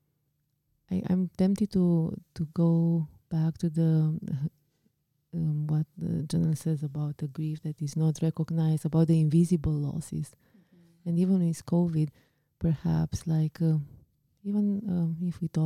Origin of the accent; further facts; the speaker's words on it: Romania; moved away; my home country, in my country of origin, I guess you would call it, right? Like Romania.